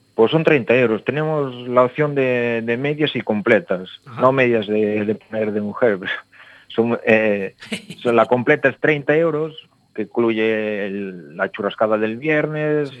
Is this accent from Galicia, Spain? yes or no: yes; Valadouro, Galicia, Spain; somos unos somos de Ferreira, otros de Alfoz